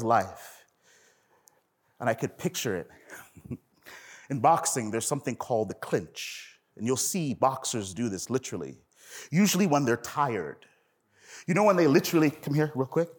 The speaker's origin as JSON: {"language": "English", "town": "Toronto", "region": "Ontario", "country": "Canada", "tie": "born or raised there", "said": "I'm from Toronto, and I remember growing up in the hood"}